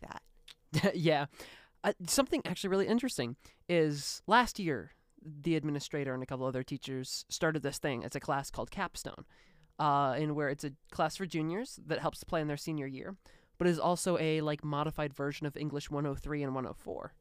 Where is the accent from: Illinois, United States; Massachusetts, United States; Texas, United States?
Illinois, United States; Chicago; now in Muncie, United States; I grew up in Chicago. I was born in Chicago, lived in the city for